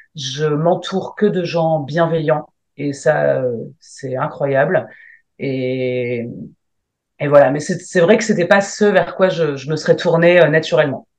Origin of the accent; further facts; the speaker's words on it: Lille, Hauts-de-France, France; je viens de Lille